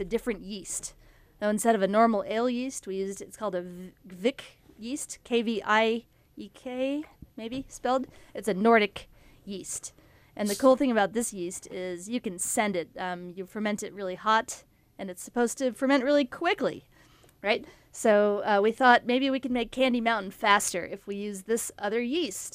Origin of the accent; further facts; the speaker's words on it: New Jersey, United States; moved away; I'm from New Jersey originally